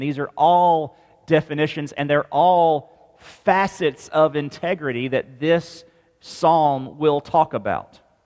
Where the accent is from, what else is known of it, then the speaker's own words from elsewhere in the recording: Mississippi, United States; moved away; we're from Mississippi originally